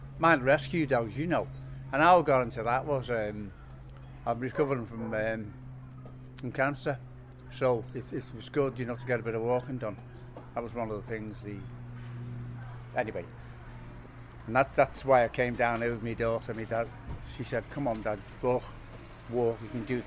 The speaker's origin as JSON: {"language": "English", "area": "Tower Hill", "region": "North West England", "country": "United Kingdom", "said": "I'm a pensioner from Tower Hill."}